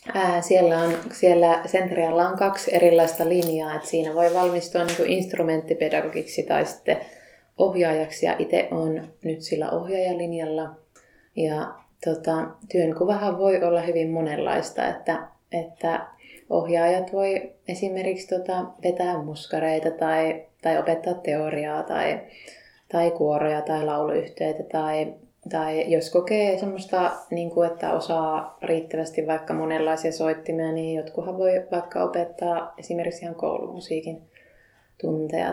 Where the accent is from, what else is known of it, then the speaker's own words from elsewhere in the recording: Lapinlahti, North Savo, Finland; moved away as an adult; now in Kokkola, Finland; en Kokkolasta lähtöisin, vaan Savosta olen lähtöisin Lapinlahdelta